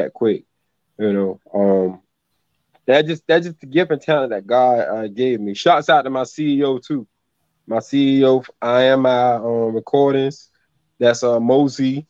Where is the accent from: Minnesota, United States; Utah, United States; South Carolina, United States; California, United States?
South Carolina, United States; growing up in South Carolina